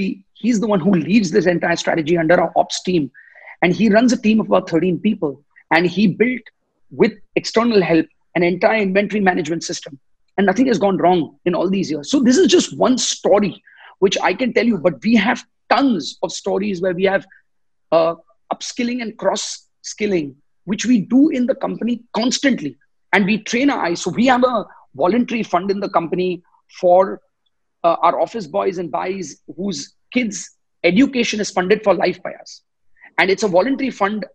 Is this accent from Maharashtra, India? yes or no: yes; Mumbai, Maharashtra, India; I was born and raised in Bombay.